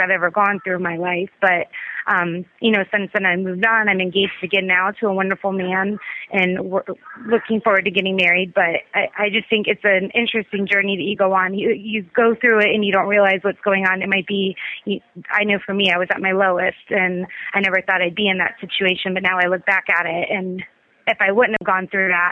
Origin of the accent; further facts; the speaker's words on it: Tampa, Florida, United States; I was born in Tampa, and I went to private Catholic school all my life. I went to the Academy of the Holy Names from kindergarten to 12th grade.